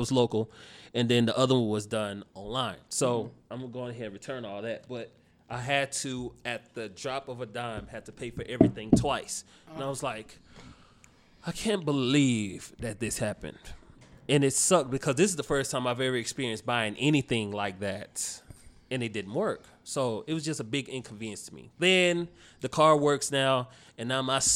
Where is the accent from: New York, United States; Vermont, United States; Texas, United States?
Texas, United States; Dallas; now in Austin, United States; I am from Dallas, Texas. What particular part? Oak Cliff